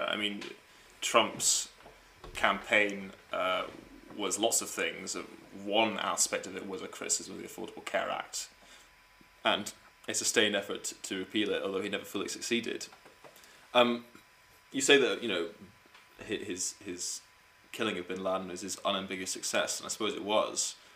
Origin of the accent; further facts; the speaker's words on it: United States; as an American